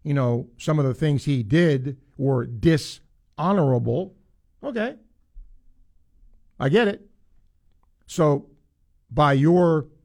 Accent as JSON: {"language": "English", "region": "New York", "country": "United States", "tie": "born or raised there", "moved": "yes", "said": "Where I grew up in New York, we had a really good high school soccer team."}